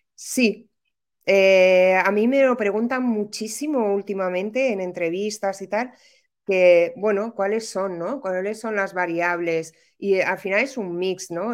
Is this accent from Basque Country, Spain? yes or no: no; Madrid, Community of Madrid, Spain; moved away as an adult; now in Málaga, Spain; Vivo en Málaga. Soy madrileña, ¿eh? pero vivo en Málaga desde hace muchos años, pues desde el 2008 así